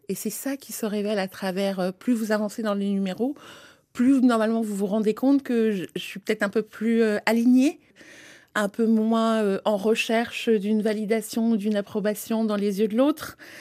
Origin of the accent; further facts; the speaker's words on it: France; also born or lived in Africa; je suis née en Afrique, mais j'ai grandi et j'ai été éduquée en France